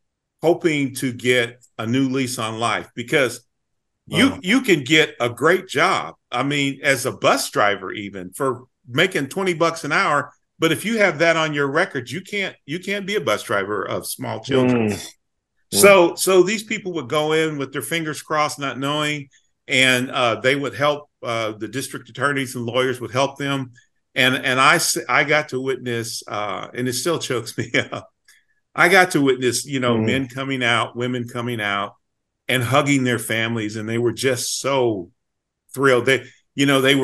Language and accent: English; Kansas City, United States; I was raised in Kansas City as a Black man.